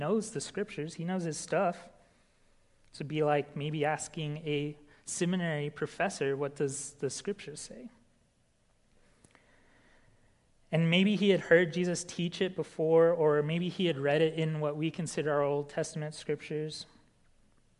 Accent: New Mexico, United States; moved away; In my hometown in New Mexico

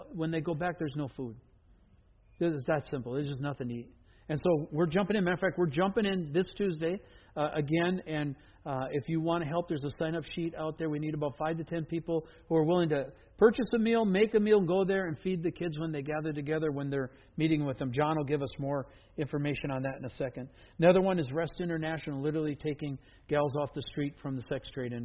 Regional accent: Wisconsin, United States; now in Everett, United States; I'm from Wisconsin

